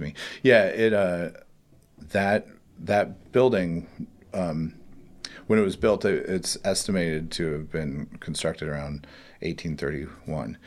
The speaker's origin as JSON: {"language": "English", "region": "West Virginia", "country": "United States", "moved": "yes", "lives_now": "Columbus, United States", "said": "I'm from West Virginia, actually."}